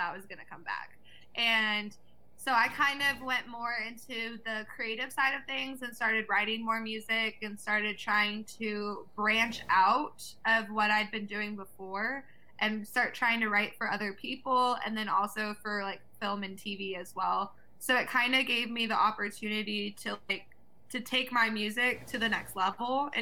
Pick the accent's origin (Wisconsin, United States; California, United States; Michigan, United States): California, United States; Avalon; also born or lived in Atlanta, Georgia; I grew up off of the coast of Long Beach, California